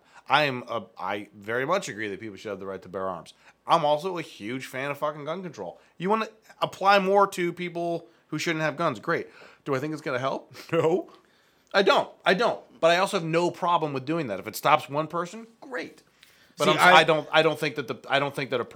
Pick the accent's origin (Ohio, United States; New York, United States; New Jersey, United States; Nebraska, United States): Ohio, United States; Akron; I'm from Akron